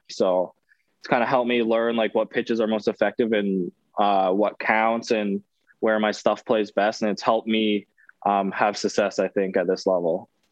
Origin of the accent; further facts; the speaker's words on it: Canada; moved away as an adult; hockey's obviously the big sport where I'm from